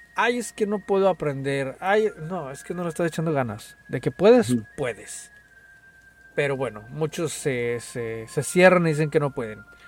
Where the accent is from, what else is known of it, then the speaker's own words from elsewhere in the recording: Guadalajara, Jalisco, Mexico; now in United States; Yo soy de Guadalajara, Jalisco